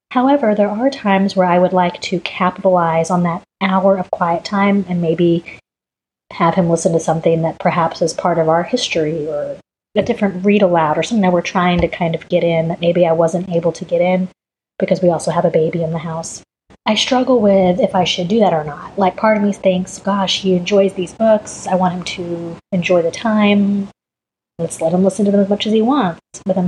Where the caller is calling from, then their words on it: Dallas, Texas, United States; I am calling in from Dallas, Texas.